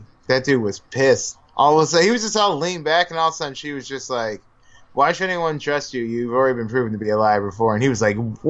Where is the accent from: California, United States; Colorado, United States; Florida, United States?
California, United States; I'm from California. Everyone in California listens to …, ….